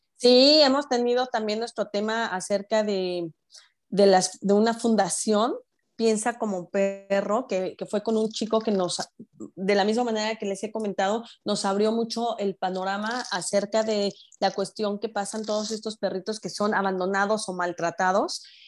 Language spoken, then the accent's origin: Spanish; Mexico; moved away as an adult; now in Orlando, United States; yo vivo en Orlando, yo soy mexicana, pero que vivo en Orlando ya desde hace un par de años